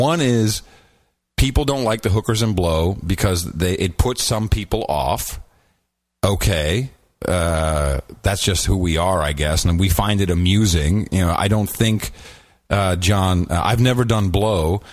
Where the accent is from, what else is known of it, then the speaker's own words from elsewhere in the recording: Amsterdam, North Holland, Netherlands; moved away; I grew up in Amsterdam.